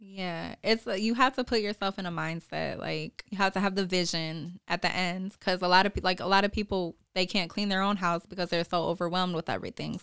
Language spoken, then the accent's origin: English; Lansing, Michigan, United States; I'm from Lansing, born and raised on the South Side.